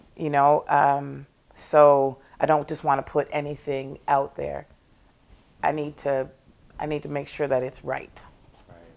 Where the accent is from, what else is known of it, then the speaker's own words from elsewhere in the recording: Toronto, Ontario, Canada; now in Nova Scotia, Canada; I was born and raised in Toronto by two Scotian parents